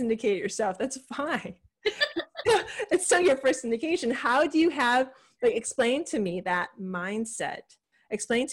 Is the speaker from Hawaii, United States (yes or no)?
yes; Hawaii, United States; moved away; I'm originally from Hawaii